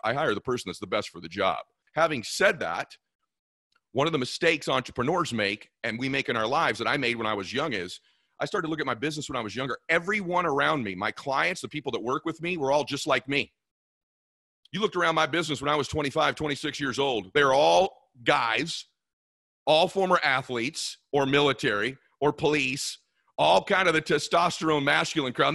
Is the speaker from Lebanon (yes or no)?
no; California, United States; I was from California